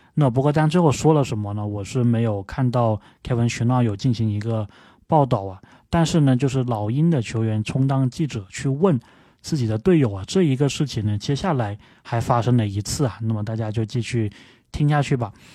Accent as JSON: {"language": "Chinese", "town": "Guangzhou", "region": "Guangdong", "country": "China", "said": "我是广州人"}